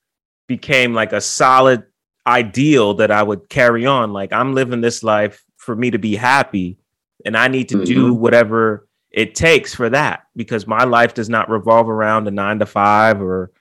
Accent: New York City, New York, United States; I live in the Bronx, New York

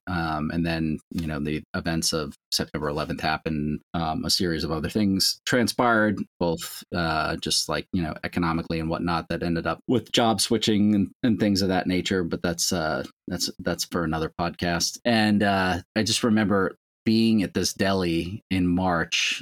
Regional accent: Long Island, New York, United States; I grew up on Long Island, was born there.

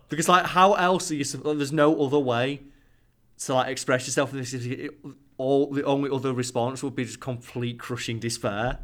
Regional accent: United Kingdom; Boris Johnson, our Prime Minister

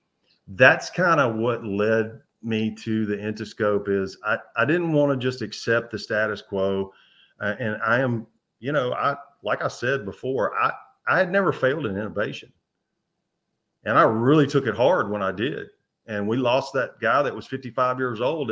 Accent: Memphis, Tennessee, United States; I grew up in the Memphis area

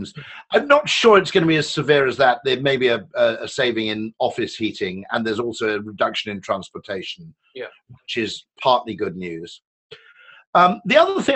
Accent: United Kingdom; I grew up in the Welsh borders

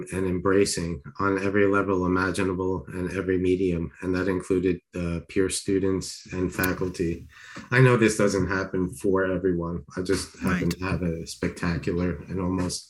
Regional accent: Long Island, New York, United States; also born or lived in Queens, New York; I was born in Queens, grew up in Long Island

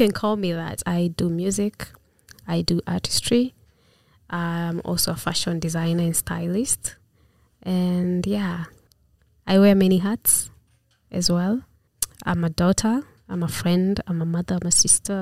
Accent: Dandora, Nairobi, Kenya; I am actually born and raised in Dandora.

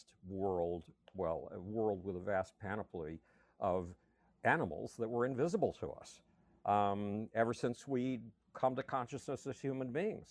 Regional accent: Buffalo, New York, United States; I grew up in Buffalo, New York.

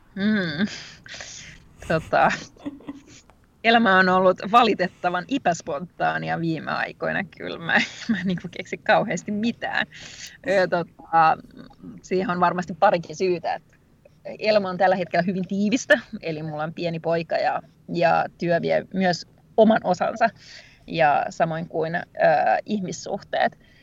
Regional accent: Rovaniemi, Lapland, Finland; mä oon tosiaan Rovaniemeltä kotoisin

